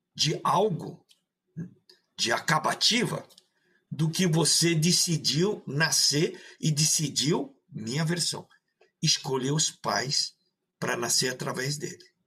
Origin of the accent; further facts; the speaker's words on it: São Paulo, Brazil; also born or lived in Maringá, Paraná; now in Rio Grande do Sul, Brazil; Depois fui para São Paulo estudar, aí criado lá, e depois vim para o Rio Grande do Sul